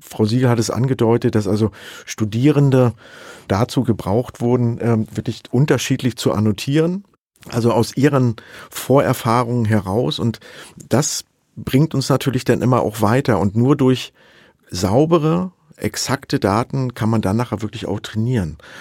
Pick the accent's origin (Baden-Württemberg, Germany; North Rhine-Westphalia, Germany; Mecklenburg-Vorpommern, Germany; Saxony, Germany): Saxony, Germany; ich komme aus Sachsen